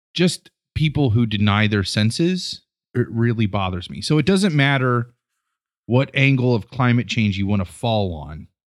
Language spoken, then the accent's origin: English; Rittman, Ohio, United States; moved away as an adult; we grew up in Northeast Ohio and Rittman